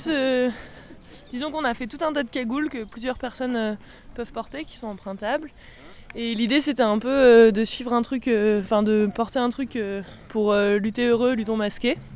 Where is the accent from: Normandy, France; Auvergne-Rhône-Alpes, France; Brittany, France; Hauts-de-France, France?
Normandy, France; coquillage parce que je viens du Cotentin.